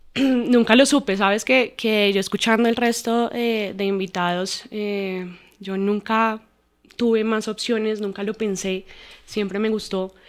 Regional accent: Armenia, Quindío, Colombia; moved away as an adult; now in Bogotá, Colombia; Nosotros, o mi mamá, mi papá y yo soy de Armenia. No, no vivíamos, em, no, no éramos de Bogotá. Pues nosotros nos vinimos a, vivir acá cuando empezamos la universidad.

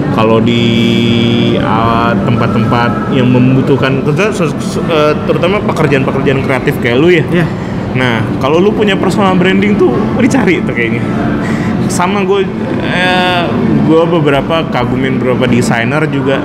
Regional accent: Pontianak, West Kalimantan, Indonesia; also born or lived in Bandung; now in Jakarta, Indonesia; kita orang Pontianak

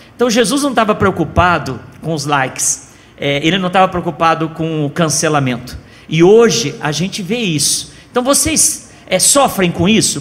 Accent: São Paulo, Brazil; now in Goiânia, Brazil; Eu também sou de São Paulo, viu, Josi? Estou aqui há 19 anos

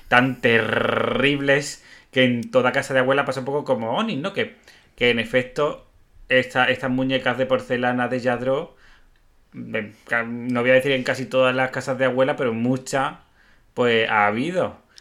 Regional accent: Spain; como tópico español, el toreo es un tópico nuestro también

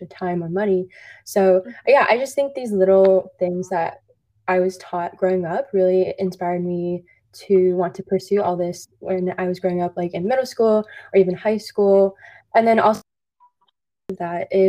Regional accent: Orange County, Southern California, United States; born and raised in Orange County, Southern California, just around 20 minutes from Disneyland

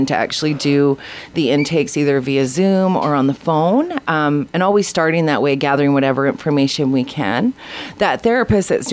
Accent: Quesnel, British Columbia, Canada; now in Prince George, Canada; I'm from Quesnel, and there wasn't a lot of options there

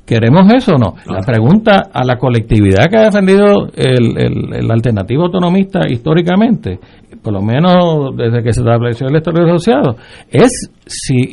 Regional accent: Puerto Rico

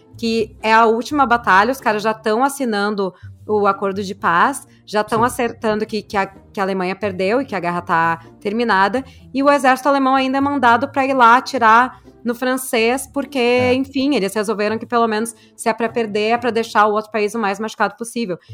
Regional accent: Brazil; sou do Brasil

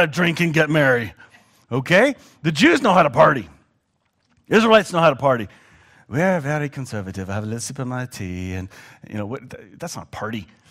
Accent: Canada; as a Canadian

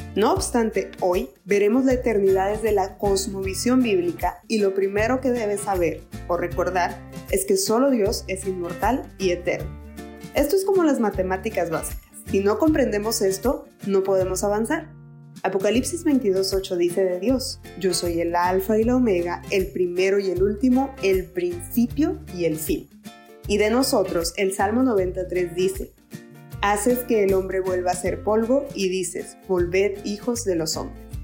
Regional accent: Mexico; soy mexicana.

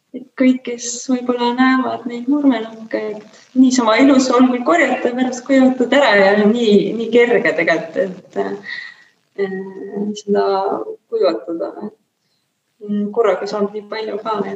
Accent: Kehtna, Rapla County, Estonia; moved away; also born or lived in Saku / Tallinn; ma olen kogu aeg nagu üles kasvanud lapsepõlves, ma elasin väikeses kohas nimega Kehtna

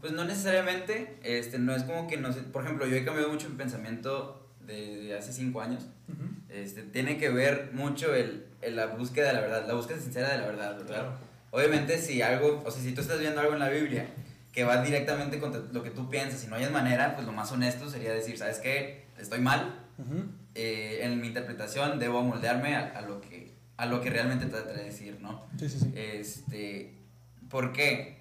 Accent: Mexico; yo tengo como mexicano del siglo

